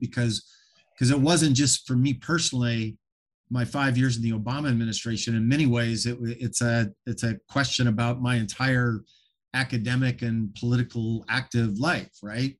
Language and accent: English; Montana, United States; I grew up in Montana, uh, you know, right across the border was Canada. I, I grew up in a town of three thousand people, about an hour from Canada.